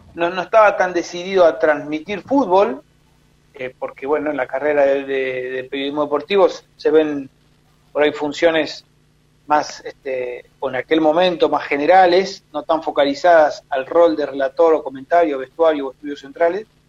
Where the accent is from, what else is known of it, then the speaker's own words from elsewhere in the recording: Rosario, Santa Fe, Argentina; nací en Rosario, eh, mis viejos en ese momento, bueno, estaban viviendo ahí